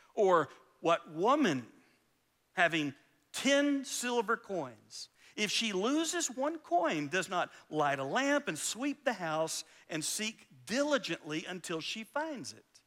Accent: Valdosta, Georgia, United States; also born or lived in Alabama / Lake Park, Georgia; I grew up in Valdosta, Georgia. I was born in Alabama, but really Valdosta and Lake Park, Georgia was home for me

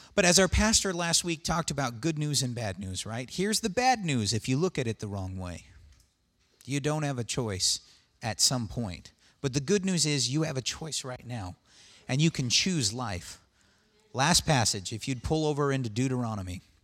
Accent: United States; I'm an American

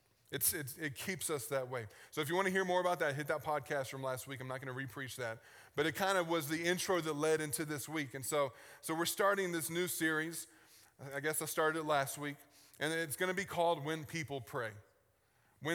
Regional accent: Richmond, Virginia, United States; moved away; I grew up in Richmond, Virginia on the East Coast.

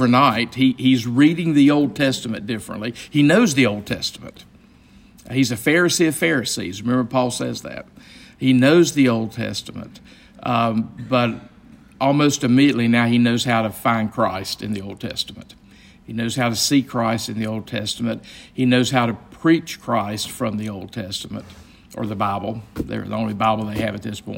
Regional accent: Gastonia, North Carolina, United States; the synagogue in my hometown of Gastonia is very, very small

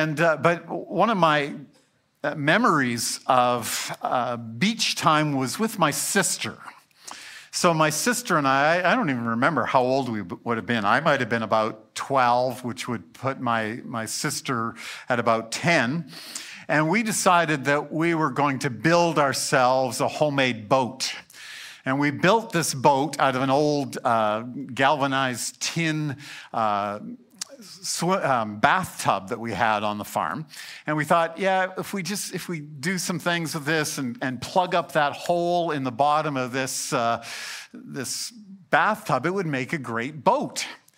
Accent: Alberta, Canada; I grew up in South Central Alberta where we don't have great beaches.

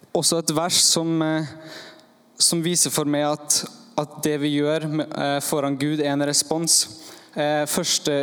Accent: Norway; jeg kommer fra Eidsvågen

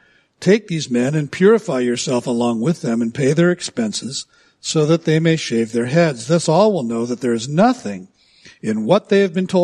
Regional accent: United States

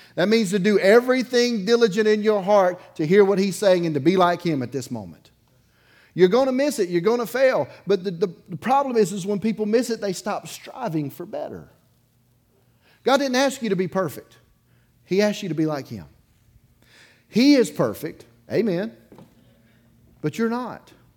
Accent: Dauphin Island, Alabama, United States; I grew up on the Gulf Coast. I grew up on Dauphin Island

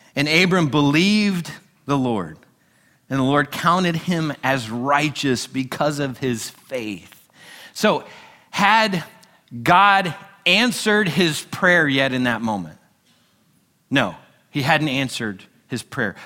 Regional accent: United States; we're a nation built upon freedom, and as Americans, we love our freedom

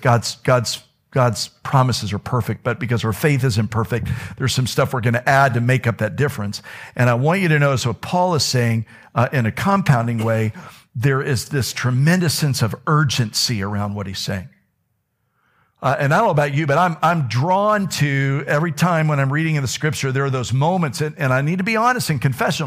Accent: Florida, United States; I'm from Florida

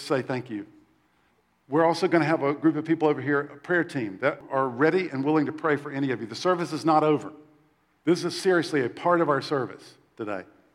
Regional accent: South Carolina, United States; When I was little, I grew up in the Bible Belt in South Carolina

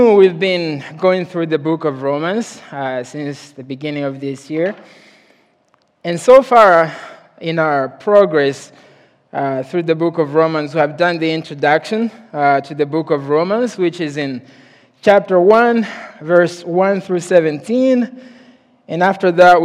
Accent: Mozambique; moved away; I'm from Mozambique, Africa

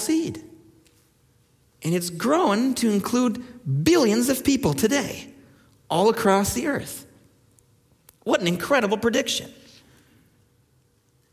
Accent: Minnesota, United States; moved away; In Minnesota, where I come from

